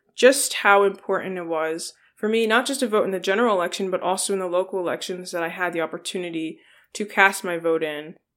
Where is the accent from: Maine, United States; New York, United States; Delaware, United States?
Delaware, United States; New Castle; I'm from Newcastle, Delaware